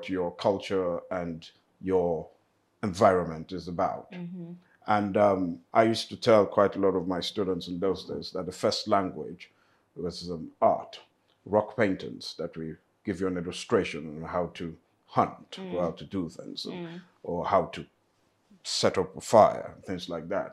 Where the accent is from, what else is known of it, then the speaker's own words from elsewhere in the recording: United Kingdom; also born or lived in Lagos, Nigeria; I was born in Britain, studied all my life in Britain.